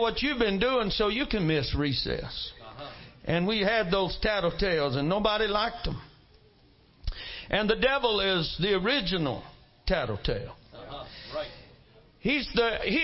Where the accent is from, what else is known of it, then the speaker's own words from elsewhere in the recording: Mississippi, United States; I come from Mississippi